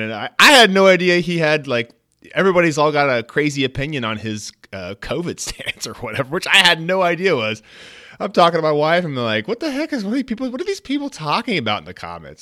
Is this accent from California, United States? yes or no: yes; Bay Area, California, United States; I grew up in the Bay Area